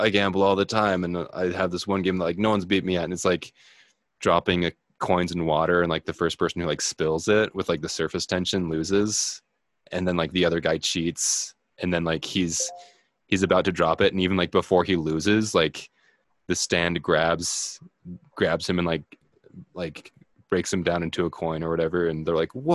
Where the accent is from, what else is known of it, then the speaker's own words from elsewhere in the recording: United States; as an American